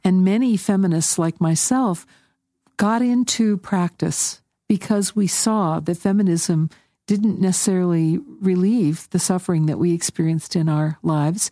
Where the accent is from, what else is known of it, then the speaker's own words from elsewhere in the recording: United States; we as American Buddhists